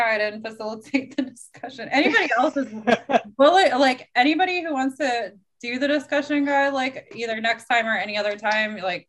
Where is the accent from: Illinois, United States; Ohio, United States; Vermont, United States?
Ohio, United States; Cincinnati; also born or lived in Kentucky; I'm originally from Cincinnati, but then I lived in Kentucky for